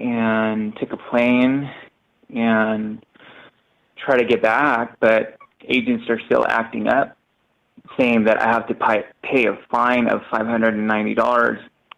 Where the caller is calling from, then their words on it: Tijuana, Baja California, Mexico; I am calling from TJ.